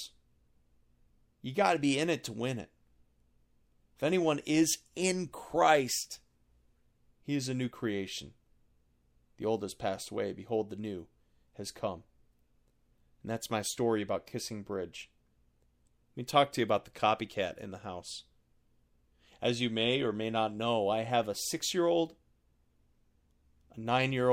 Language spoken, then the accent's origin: English; Buffalo, New York, United States; I was born outside of Buffalo, New York